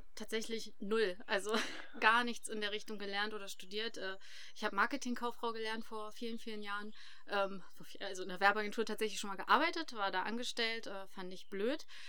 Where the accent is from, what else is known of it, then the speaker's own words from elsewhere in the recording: Harz, Germany; moved away as an adult; also born or lived in Hildesheim; dass das unsere Heimat ist, der Harz